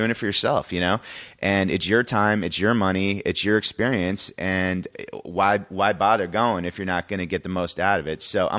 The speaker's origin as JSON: {"language": "English", "region": "Connecticut", "country": "United States", "tie": "born or raised there", "said": "I grew up in Connecticut."}